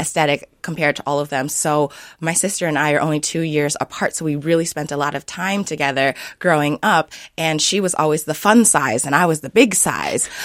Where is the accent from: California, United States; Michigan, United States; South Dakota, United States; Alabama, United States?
South Dakota, United States; Sioux Falls; now in Minnesota, United States; I grew up in Sioux Falls, South Dakota